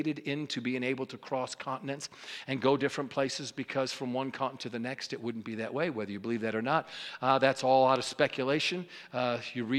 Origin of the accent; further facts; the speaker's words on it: New York, United States; I'm a New Yorker